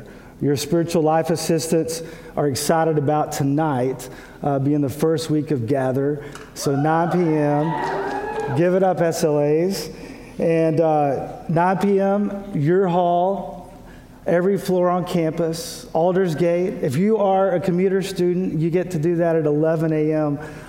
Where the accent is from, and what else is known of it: Texas, United States; born or raised there; moved away as an adult; also born or lived in Kentucky